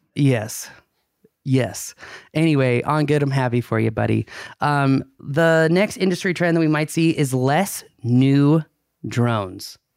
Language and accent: English; United States; as an American